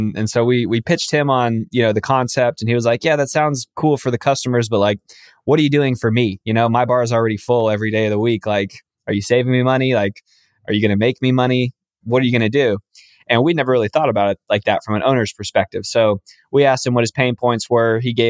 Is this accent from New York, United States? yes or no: no; Los Angeles, California, United States; I'm from Los Angeles, born and raised in this area.